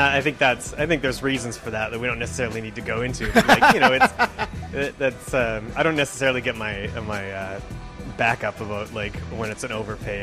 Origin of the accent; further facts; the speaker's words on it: Alberta, Canada; I'm a uh, graphic designer here in the uh, the city of Edmonton, and uh, I've uh, I'm born and raised in Alberta